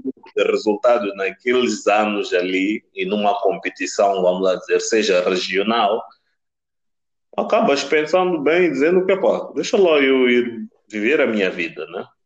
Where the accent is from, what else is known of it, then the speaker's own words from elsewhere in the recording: Mozambique; moved away; also born or lived in Pretoria; Sendo moçambicano